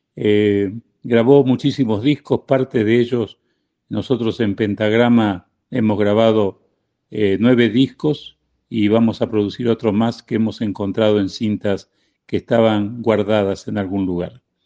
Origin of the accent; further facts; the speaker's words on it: Argentina; moved away as an adult; also born or lived in Spain; now in Mexico; nací en España, me crié en la Argentina y vivo en México desde el año 79